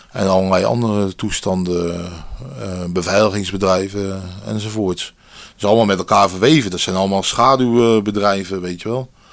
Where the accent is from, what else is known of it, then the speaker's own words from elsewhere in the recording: Dordrecht, South Holland, Netherlands; geboren in Dordrecht